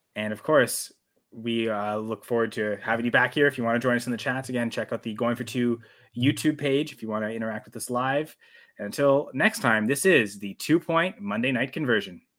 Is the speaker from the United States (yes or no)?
no; Canada; I'm Canadian